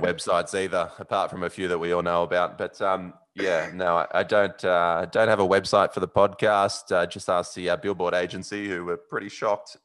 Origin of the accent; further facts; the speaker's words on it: Sydney, New South Wales, Australia; I'm from Sydney